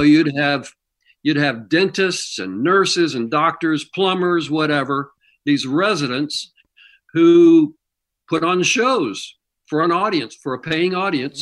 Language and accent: English; Kansas City, Missouri, United States; moved away; I grew up in Missouri